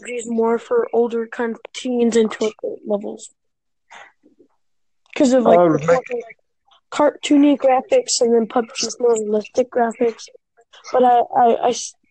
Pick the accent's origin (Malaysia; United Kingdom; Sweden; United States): United States; Texas; I'm from Texas, America